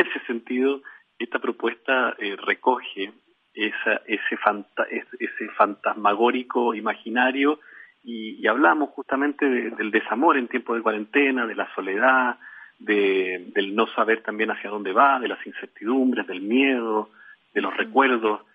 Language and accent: Spanish; Chile; un embajador de UNICEF en Chile